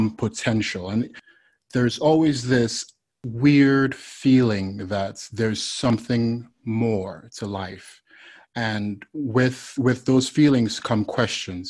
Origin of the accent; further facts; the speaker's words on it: Nigeria; moved away as an adult; now in United States; I'm originally from Nigeria, West Africa, and I moved to the United States when I was about 19 years old